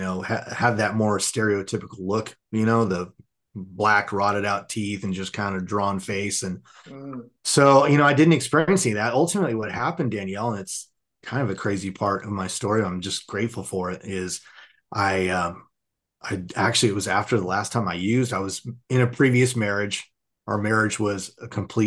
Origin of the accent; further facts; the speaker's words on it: Southern California, United States; I grew up in Southern California